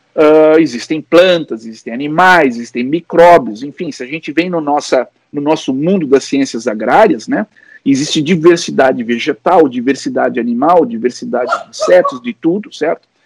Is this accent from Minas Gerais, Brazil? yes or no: no; São Paulo, Brazil; now in Rio Grande do Sul, Brazil; eu sou paulista e quando eu digo que sou paulista